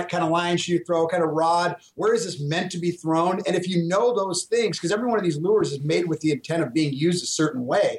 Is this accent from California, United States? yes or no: yes; California, United States; Coming from California